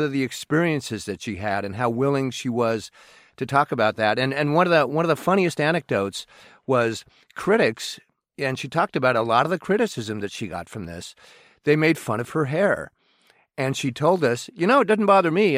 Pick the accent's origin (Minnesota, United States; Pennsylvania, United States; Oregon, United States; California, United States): Oregon, United States; Portland; now in Seattle, United States; I'm from Portland, Oregon